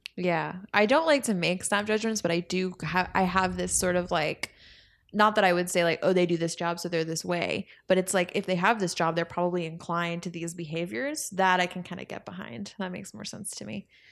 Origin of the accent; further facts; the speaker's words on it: Spring, Texas, United States; growing up in Spring, Texas